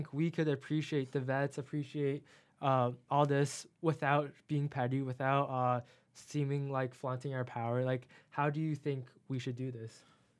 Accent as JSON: {"language": "English", "country": "China", "said": "I'm from China"}